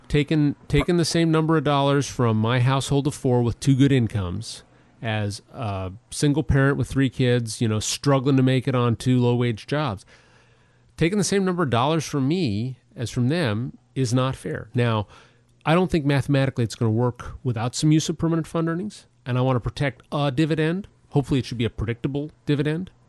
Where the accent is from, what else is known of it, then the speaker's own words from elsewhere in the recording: Anchorage, Alaska, United States; moved away as an adult; now in Juneau, United States; I was born and raised in Anchorage